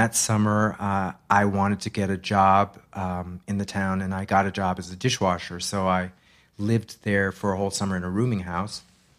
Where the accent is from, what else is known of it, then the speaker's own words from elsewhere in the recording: Massachusetts, United States; In Massachusetts.